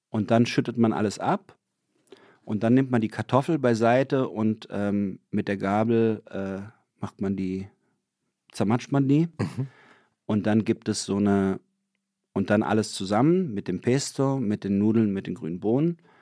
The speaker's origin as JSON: {"language": "German", "town": "Lörrach", "region": "Baden-Württemberg", "country": "Germany", "tie": "born or raised there", "moved": "yes", "said": "da, wo ich herkomme, das ist ja wirklich genau an der Grenze zu Basel"}